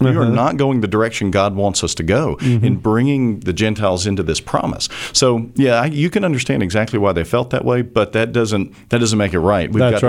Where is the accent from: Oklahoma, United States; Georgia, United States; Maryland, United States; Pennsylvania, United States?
Georgia, United States; I am from Georgia, so you're